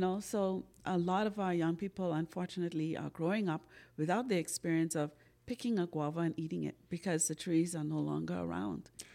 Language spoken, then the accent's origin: English; Bahamas; like every good old Bahamian, I grew up on Sarah C